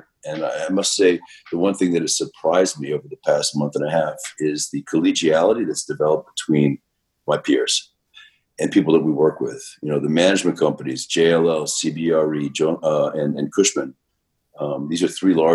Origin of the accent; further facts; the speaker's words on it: New York City, New York, United States; I grew up in Manhattan, Upper West Side, dead-end block at a brownstone